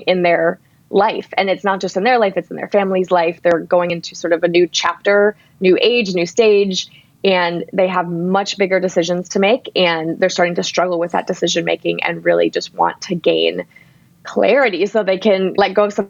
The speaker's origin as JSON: {"language": "English", "town": "Ann Arbor", "region": "Michigan", "country": "United States", "tie": "born or raised there", "said": "worked at an incredible organization in my hometown called Zingerman's"}